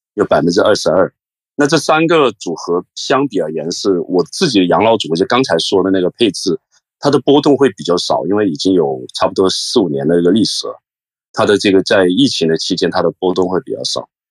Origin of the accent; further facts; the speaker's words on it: Hong Kong; 我是来自香港的